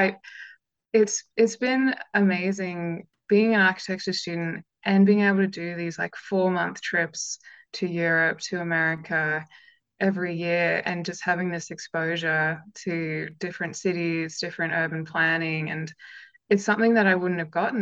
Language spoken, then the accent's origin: English; Canberra, Australian Capital Territory, Australia; I'm from Canberra